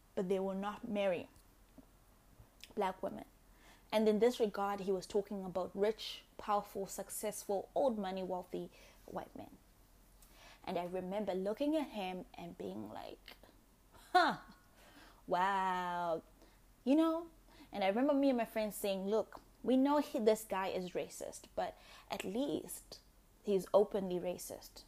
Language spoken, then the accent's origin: English; Zimbabwe; I was born in Zimbabwe after independence.